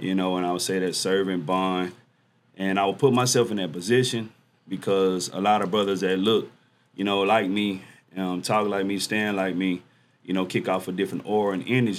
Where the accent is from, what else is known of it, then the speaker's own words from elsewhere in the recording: Dallas, Texas, United States; Dallas, Texas, um, homegrown, never lived anywhere else